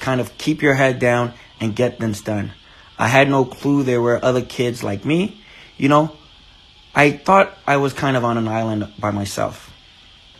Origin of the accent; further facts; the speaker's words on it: Chicago, Illinois, United States; also born or lived in Nigeria; I am a Nigerian-born citizen. I moved to the United States around the age of 11. I remember starting in the fifth grade when I came to the U.S. I grew up on the north side of Chicago